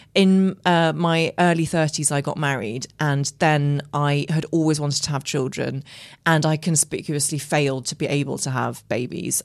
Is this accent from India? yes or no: no; Ireland; I grew up in Ireland